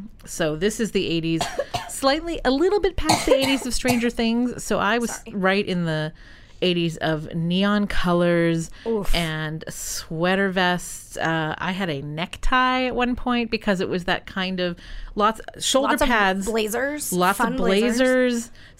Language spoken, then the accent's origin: English; New England, United States; we're from New England people.